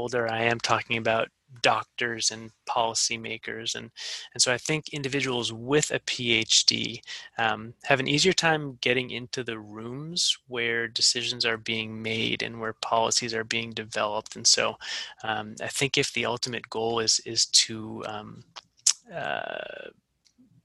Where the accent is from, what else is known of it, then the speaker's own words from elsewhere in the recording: Massachusetts, United States; moved away as an adult; I grew up in Massachusetts and I wanted to come back